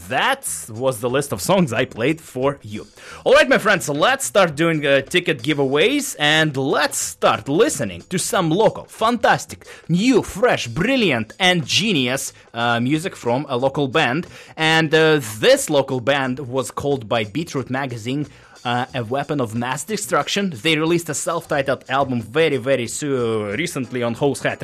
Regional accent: Novosibirsk, Novosibirsk Oblast, Russia; now in Vancouver, Canada; a band from my hometown, my friends from Siberia, from Novosibirsk

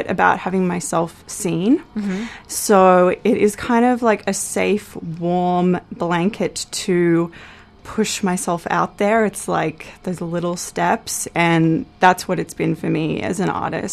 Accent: Australia; moved away as an adult; now in Vancouver, Canada; I'm obviously Australian

